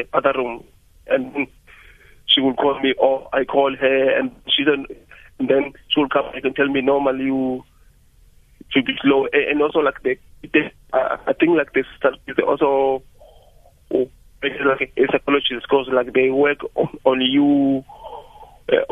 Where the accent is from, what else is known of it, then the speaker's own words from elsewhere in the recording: Cape Town, Western Cape, South Africa; I'm from Tolo in Eastern Cape, but I grew up in Cape Town, like in places like Lan, Lisha, Philippi.